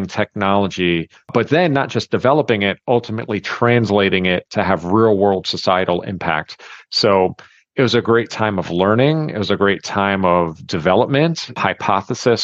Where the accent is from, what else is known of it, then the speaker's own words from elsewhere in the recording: New York City, New York, United States; I grew up in New York City as a basketball player